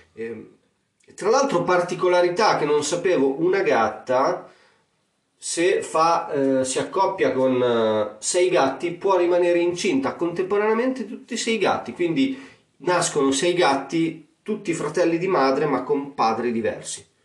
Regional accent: Emilia-Romagna, Italy; accent: romagnolo; il mio accento romagnolo

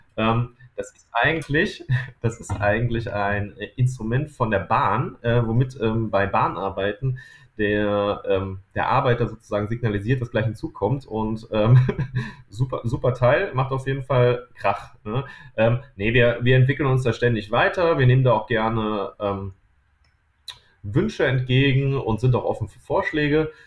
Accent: near Düsseldorf and Mönchengladbach, North Rhine-Westphalia, Germany; wir kommen aus der Nähe von Düsseldorf und Mönchengladbach

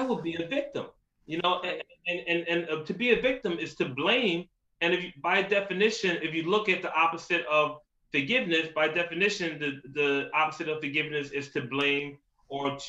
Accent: New York City, New York, United States; moved away; also born or lived in Philadelphia, Pennsylvania / Atlanta, Georgia; I'm from Queens, New York, been to school in Philly, lived in Atlanta, Georgia, been all around.

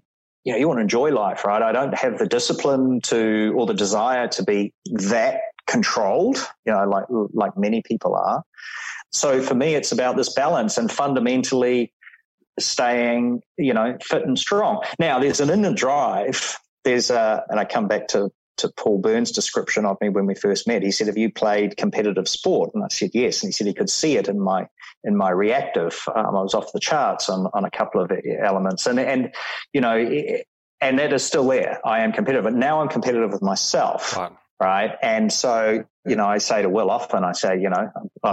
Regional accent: New Zealand; moved away as an adult; also born or lived in India / Thailand / Singapore; that younger Kiwi back in New Zealand

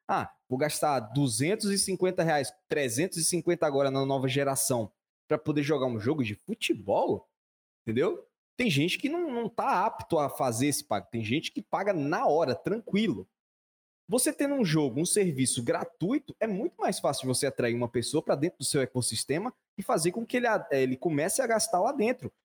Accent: Brazil; eu sou brasileiro

